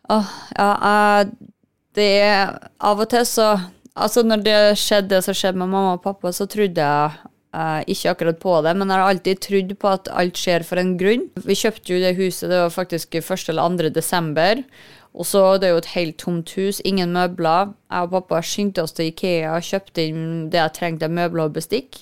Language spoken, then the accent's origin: Norwegian; Kristiansund, Møre og Romsdal, Norway; Jeg er jo fra Kristiansund, det, vi begge er fra Kristiansund